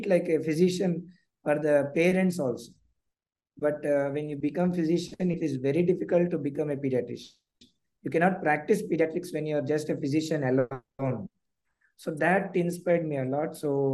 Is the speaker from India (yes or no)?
yes; Hyderabad, Telangana, India; I am basically from Hyderabad only, South India